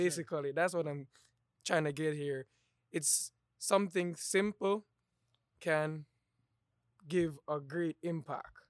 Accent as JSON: {"language": "English", "country": "Jamaica", "moved": "yes", "lives_now": "Savannah, United States", "said": "I'm from Jamaica, back in the islands in Jamaica."}